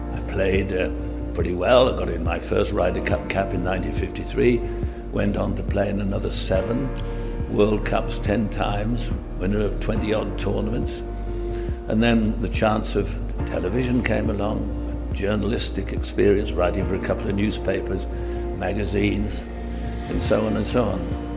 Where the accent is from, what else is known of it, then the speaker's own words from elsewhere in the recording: England, United Kingdom; I'm an Englishman